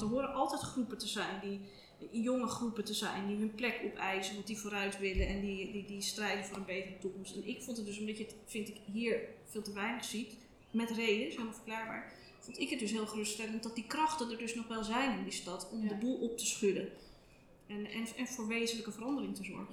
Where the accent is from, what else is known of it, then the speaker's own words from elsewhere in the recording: Amsterdam, North Holland, Netherlands; also born or lived in Oud-West, Amsterdam; ik ben in de Watergasmeer opgegroeid